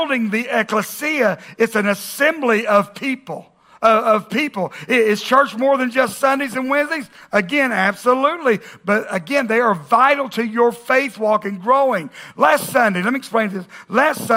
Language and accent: English; the South, United States; we grew up in the South